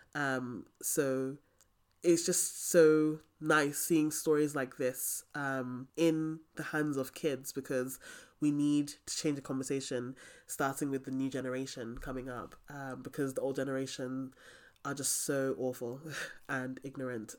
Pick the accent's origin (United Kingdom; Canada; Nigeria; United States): Nigeria; I'm Nigerian